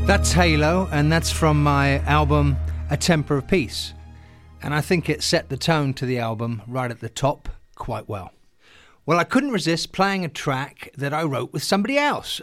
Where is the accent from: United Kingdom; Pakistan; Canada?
United Kingdom; England; now in Los Angeles, United States; growing up in England